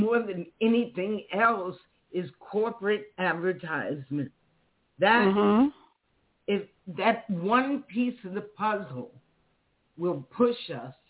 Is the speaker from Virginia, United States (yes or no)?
no; Queens, New York, United States; born there; because I was born in Queens, too, you know?